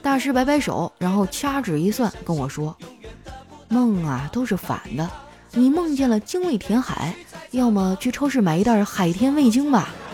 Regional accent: Qitaihe, Heilongjiang, China; moved away; 我家乡的名字很有意思啊，尤其是我小时候上那个小学

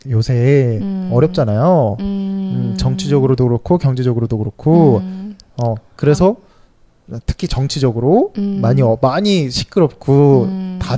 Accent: South Korea; 한국 사람으로서

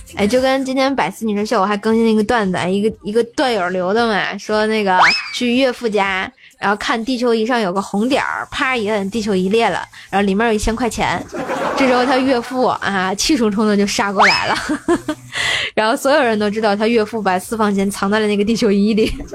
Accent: Tianjin, China; 我天津人儿

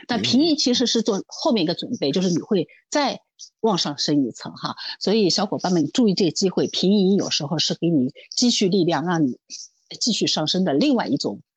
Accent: Shanghai, China; 因为我上海人嘛

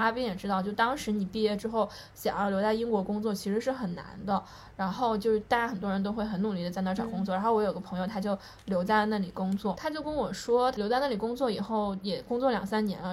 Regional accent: Chengdu, Sichuan, China; moved away; 我跟阿边一样，我们都是成都人

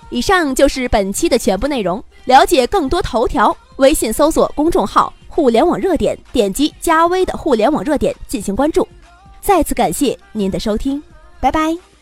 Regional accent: China; 我们中国人

